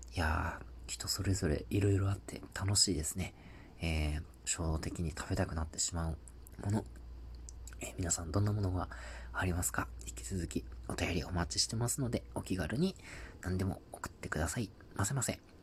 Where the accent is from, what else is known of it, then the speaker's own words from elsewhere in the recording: Tohoku, Japan; 僕東北の出身なんですけど